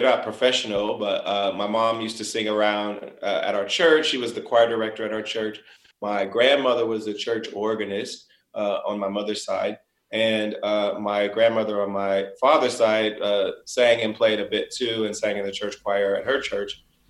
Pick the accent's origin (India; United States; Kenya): United States; Springfield, Ohio; moved away; I was brought up in Springfield, Ohio. It's a small city.